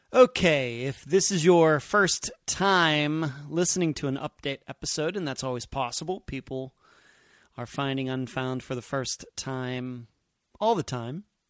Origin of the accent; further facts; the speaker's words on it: Leechburg, Pennsylvania, United States; moved away as an adult; also born or lived in Las Vegas, Nevada / Madeira Beach, Florida; now in Clearwater Beach, United States; I'm originally from Leechburg, Pennsylvania